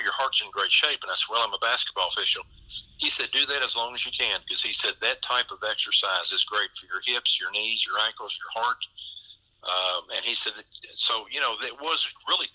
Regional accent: Henderson County, Kentucky, United States; they would not let me call in Henderson County because I was from Henderson County

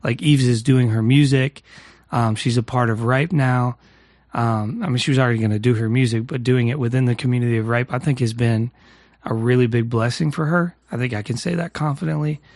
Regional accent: New Castle, Pennsylvania, United States; my hometown, Newcastle, uh, Pennsylvania

